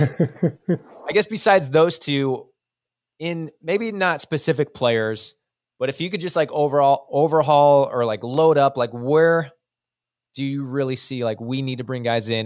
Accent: United States; an American, like we are

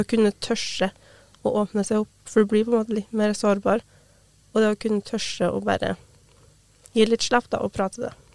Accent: Brekken, Trøndelag, Norway; Jeg har jo hatt samisk på skolen sjøl i hjemplassen min. Jeg har bodd hjemme med foreldrene mine

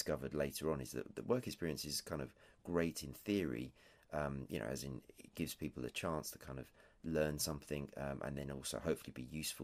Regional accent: England, United Kingdom; I'm English, if that isn't clear, and tea, of course, is an overriding factor of everyday life here.

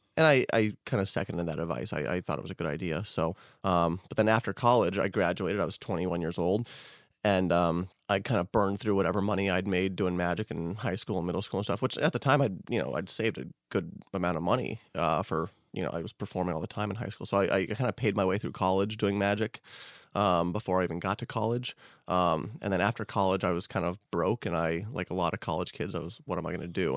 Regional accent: Denver, Colorado, United States; also born or lived in Boulder; I was born in Denver. I spent first few years of my life in Denver, and then I moved to Boulder when I was early teenager

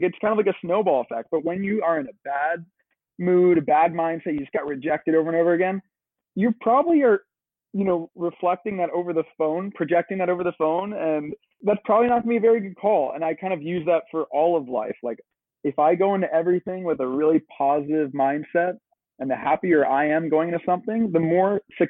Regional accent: London, United Kingdom; moved away as an adult; now in Brooklyn, United States; And so when we were growing up in London, we'd always be going to shows and, you know, cool venues, seeing cool artists.

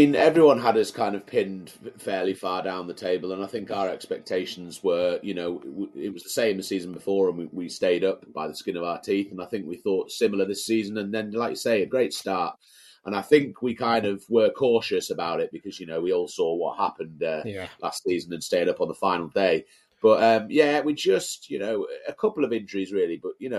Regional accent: Carlisle, North West England, United Kingdom; Born and raised in Carlisle, first 20 years of my life. Went to school in Brampton.

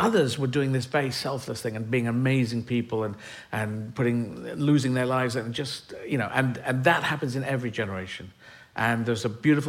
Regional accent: Aden, Yemen; moved away; I was born in Yemen. I was born in Aden.

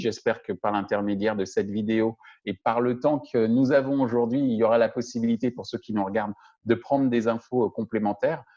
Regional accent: France; chez nous en France

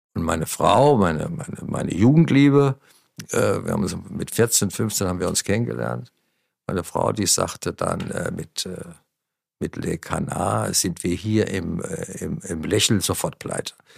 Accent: Wiesbaden, Hesse, Germany; moved away; also born or lived in Munich; ich, bin bereit, mit der Ente nach Wiesbaden zu ziehen, in meine Heimatstadt

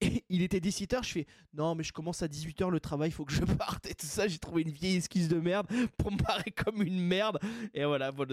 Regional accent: Basque Country, Nouvelle-Aquitaine, France; je suis du Pays Basque

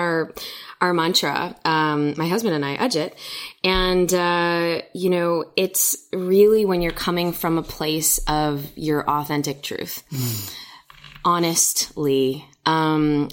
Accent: Chicago, Illinois, United States; So I was born and raised in Chicago.

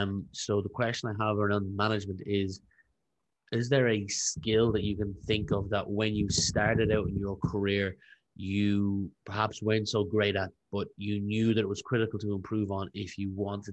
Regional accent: Ireland; I am from a place similar. Everyone drives through it, Rathaus, but if they live here, they just sleep here, but they don't live here.

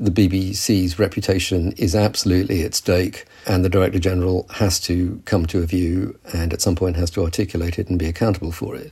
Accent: United Kingdom

